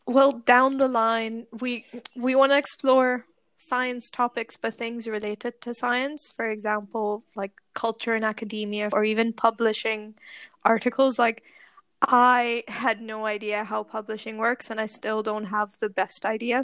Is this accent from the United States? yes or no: no; Pakistan; moved away as an adult; now in Glasgow, United Kingdom; I am Pakistani, but I moved here, obviously, to do my PhD